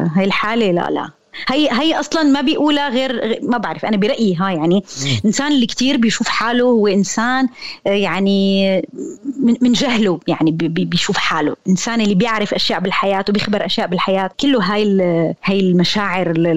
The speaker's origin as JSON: {"language": "Arabic", "country": "Syria", "said": "كوني انا انسانه سوريه"}